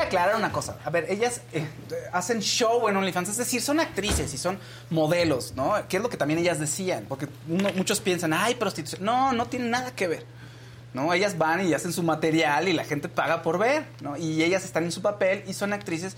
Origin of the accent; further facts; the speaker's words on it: Mexico; como obreros mexicanos